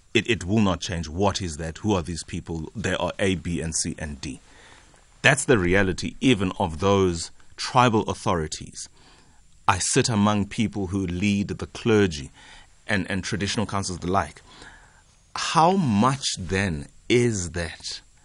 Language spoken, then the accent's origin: English; Eastern Cape, South Africa; I come from the Eastern Cape